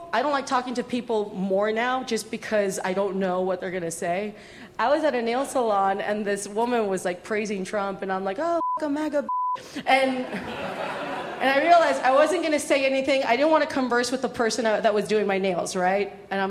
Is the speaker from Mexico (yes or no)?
yes; Mexico; Or I could be like, no, I'm Mexican, blah, blah, blah, right?